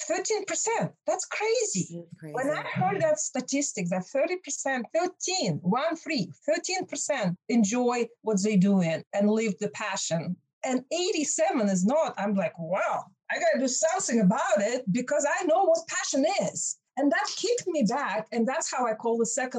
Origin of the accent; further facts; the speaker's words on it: Russia; English is a second language; moved away as an adult; now in United States; when I was growing up in Soviet Union